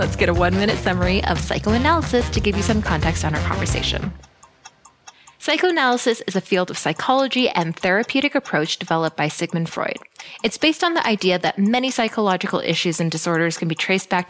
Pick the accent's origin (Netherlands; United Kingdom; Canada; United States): Canada; My parents immigrated to Canada